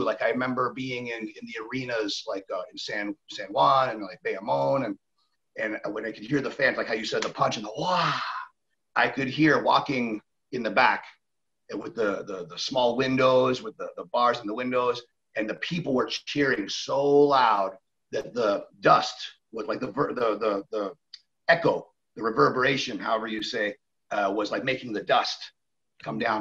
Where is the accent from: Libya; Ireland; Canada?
Canada; moved away; also born or lived in Mexico; I am Canadian